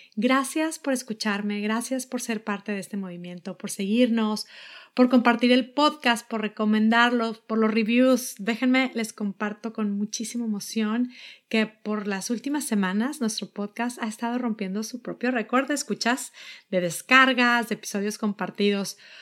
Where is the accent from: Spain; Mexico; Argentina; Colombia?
Mexico; now in United States; soy mexicana, vivo en Estados Unidos